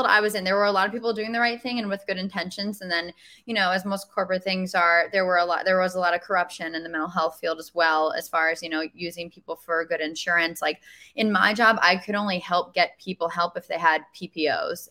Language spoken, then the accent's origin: English; New York, United States; I was raised in New York as well.